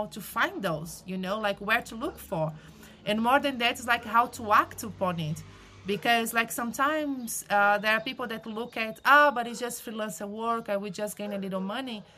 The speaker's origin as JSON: {"language": "English", "country": "Brazil", "moved": "yes", "said": "I am originally from Brazil"}